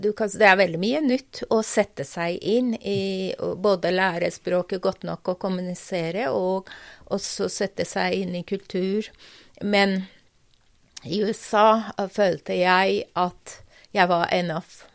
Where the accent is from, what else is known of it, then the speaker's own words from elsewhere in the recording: Tehran, Tehran Province, Iran; Norwegian is a second language; moved away as an adult; also born or lived in United States / Iranian Azerbaijan (family origin); now in Norway; Jeg vokste opp i Teheran